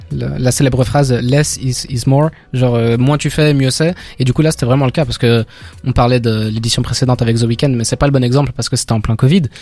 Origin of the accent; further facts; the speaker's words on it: Belgium; en tant que Belge